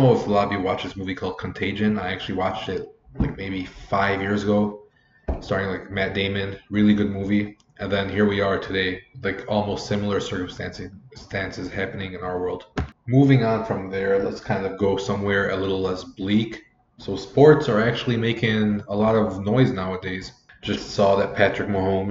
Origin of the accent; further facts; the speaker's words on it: Lebanon; I grew up in Lebanon